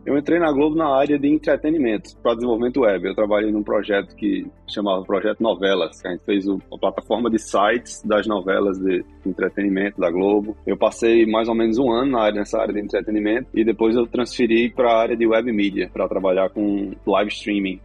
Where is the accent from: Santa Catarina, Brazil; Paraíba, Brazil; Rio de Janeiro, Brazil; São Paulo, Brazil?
Paraíba, Brazil; João Pessoa; moved away as an adult; now in Hawaii, United States; Eu sou de João Pessoa, na Paraíba. Cresci lá, nasci e cresci em João Pessoa.